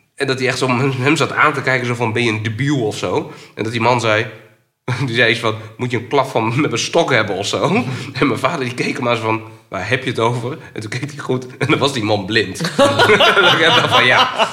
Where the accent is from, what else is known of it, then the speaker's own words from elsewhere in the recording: Groningen, Netherlands; ik kom uit Groningen, ik woon in Vinkhuizen